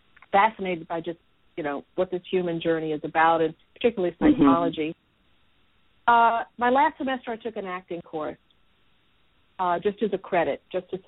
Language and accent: English; Nashville, Tennessee, United States; I grew up in a very creative environment. Here in Nashville, I grew up on Fisk University campus.